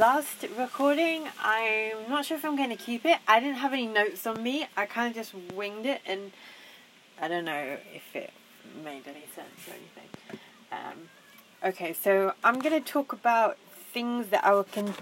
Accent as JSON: {"language": "English", "region": "England", "country": "United Kingdom", "said": "I'm going to be known as the English girl"}